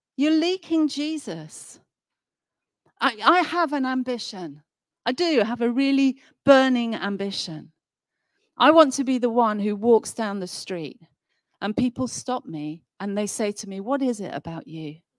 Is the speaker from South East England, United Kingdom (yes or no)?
no; Nottingham, East Midlands, United Kingdom; moved away; I come from Nottingham originally. I haven't lived there for many, many years